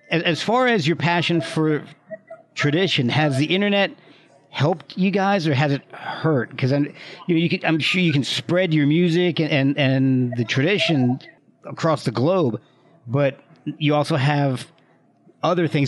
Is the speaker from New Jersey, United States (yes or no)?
yes; New Jersey, United States; also born or lived in Alabama; now in Virginia, United States; I'm Irish Catholic from New Jersey down to Alabama and now in Virginia. So I have no no French, no Cajun in me.